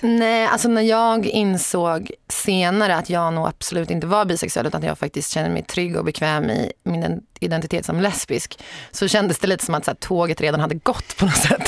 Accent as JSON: {"language": "Swedish", "town": "Sorunda", "region": "Stockholm County", "country": "Sweden", "tie": "born or raised there", "said": "Jag är född och uppvuxen i Sorunda som är ett litet samhälle typ fem och en halv mil söder om Stockholm"}